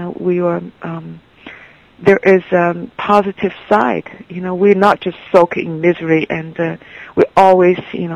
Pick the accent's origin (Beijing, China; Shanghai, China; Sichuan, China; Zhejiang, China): Shanghai, China; born or raised there; English is a second language; moved away as an adult; also born or lived in Nantong, Jiangsu; now in United States